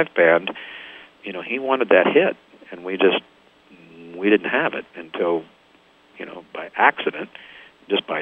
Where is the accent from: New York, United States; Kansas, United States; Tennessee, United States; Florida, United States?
Kansas, United States; Topeka; moved away as an adult; also born or lived in London; just growing up in the Midwest in a very small town, and four of us having gone to high school together